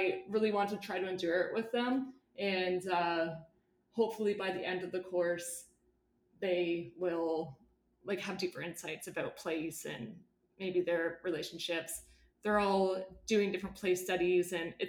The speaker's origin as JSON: {"language": "English", "country": "Canada", "said": "wayfinding as a Canadian non-Indigenous educator coming to learn about treaty and holism and kinship relationality"}